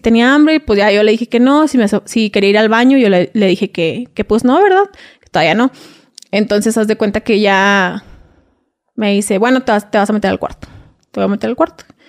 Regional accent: Reynosa, Tamaulipas, Mexico; moved away as an adult; also born or lived in Veracruz; yo soy de Reynosa, Tamaulipas. Viví ahí, residí ahí todo.

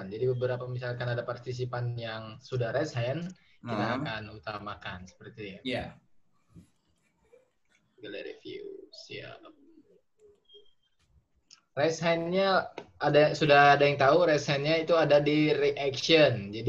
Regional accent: West Sumatra, Indonesia; ada orang Pasaman ini orang kampung saya ya satu

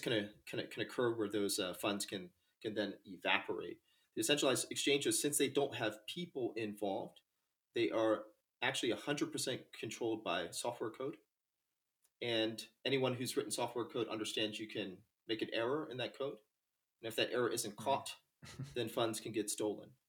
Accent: North Carolina, United States; I'm from North Carolina, the south of the United States. And uh, I grew up uh, actually on the ocean

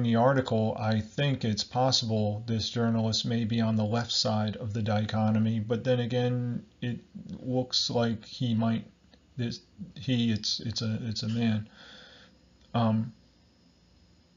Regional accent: Barnegat Township, New Jersey, United States; I'm from America, New Jersey, Southern Ocean County, Barnegat Township

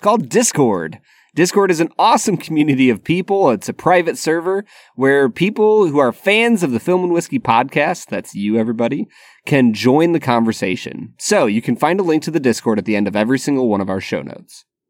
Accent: United States; as an American who does not speak Japanese

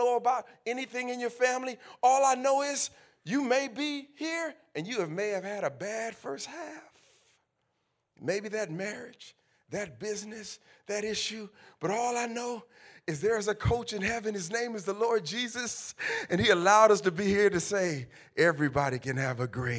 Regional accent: California, United States; I'm from California

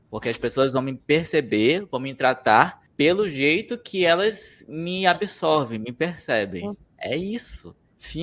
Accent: Manaus, Amazonas, Brazil; also born or lived in São Paulo; now in Curitiba, Brazil; lá da minha terra, que é Manaus

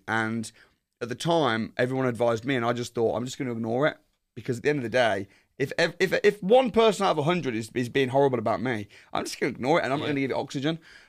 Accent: West Midlands, United Kingdom; also born or lived in Wolverhampton; So I'm from the Midlands. Yeah. I grew up in a place called Warsaw.

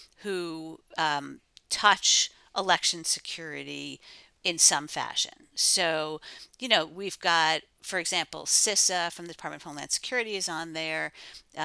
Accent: Pennsylvania, United States; I'm from Pennsylvania

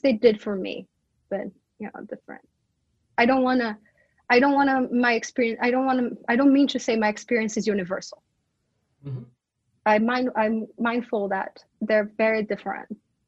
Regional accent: Brazil; English is a second language; moved away as an adult; now in United States; all my students know I'm from Brazil, and I'm the Brazilian person who brings up Brazil up all the time

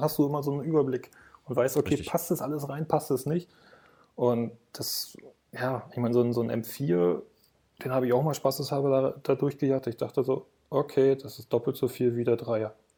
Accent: Berlin, Germany; ich komme aus Berlin

